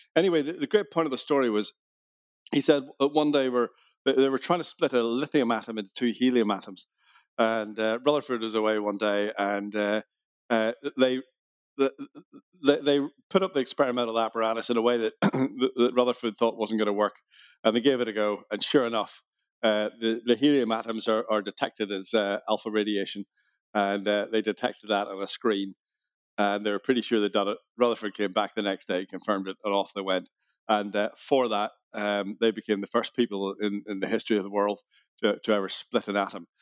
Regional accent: Belfast, Northern Ireland, United Kingdom; accent: Irish; I was born in Belfast

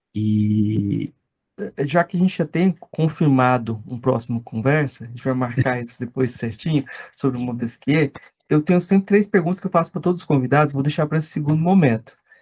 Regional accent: Goiás, Brazil; eu sou de Goiás

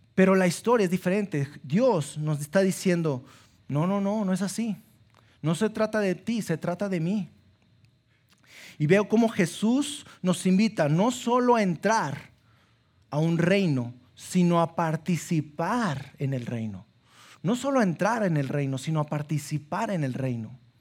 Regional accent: Sabinas, Coahuila, Mexico; now in Saltillo, Mexico; soy de Sabinas, y allá en eh, mis papás me, metieron a un colegio católico

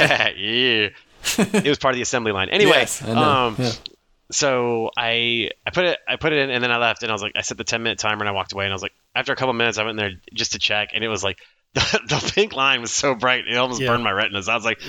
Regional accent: Charlotte, North Carolina, United States; And I'm like, Charlotte.

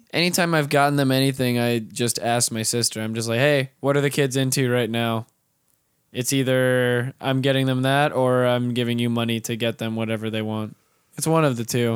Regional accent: North Florida, United States; I'm from North Florida

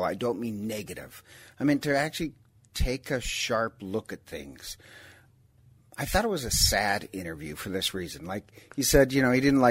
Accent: Ireland; I'm Irish

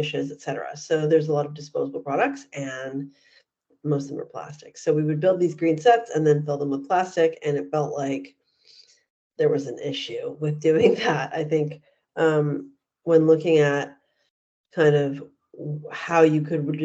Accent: Vancouver, British Columbia, Canada; moved away as an adult; also born or lived in New York / Los Angeles; I grew up in Vancouver, Canada

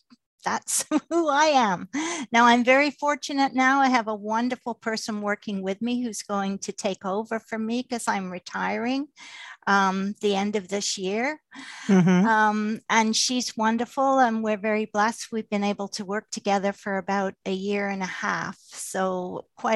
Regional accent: England, United Kingdom; moved away; I was born in England

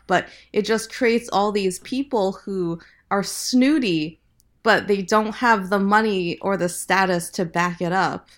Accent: Lincoln, Nebraska, United States; I grew up in the Midwest mostly. Um, I moved to Nebraska, uh, to Lincoln, Nebraska when I was eight

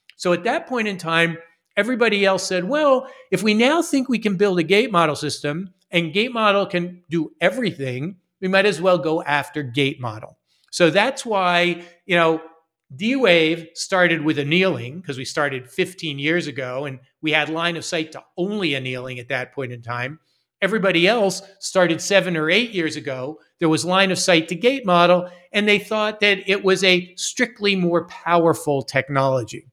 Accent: Las Vegas, Nevada, United States; moved away; also born or lived in Philadelphia, Pennsylvania / Los Angeles, California / Massachusetts; I was born in Philadelphia, Pennsylvania, but I grew up in Las Vegas, Nevada

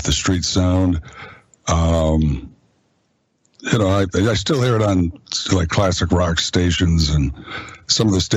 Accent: Green Bay, Wisconsin, United States; I am from Green Bay, and it's in my blood. Grew up just a few miles from the stadium

